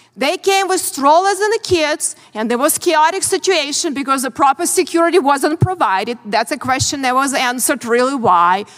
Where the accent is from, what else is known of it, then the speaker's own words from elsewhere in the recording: Ukraine; English is a second language; moved away as an adult; now in United States; I grew up in very similar country, Ukraine now